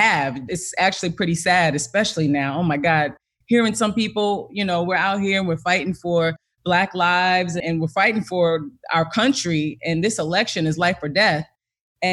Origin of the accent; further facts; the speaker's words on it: East Orange, New Jersey, United States; I'm from East Orange, New Jersey